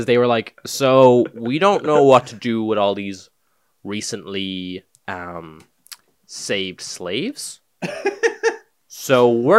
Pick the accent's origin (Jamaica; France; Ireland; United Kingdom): Ireland; we're Irish.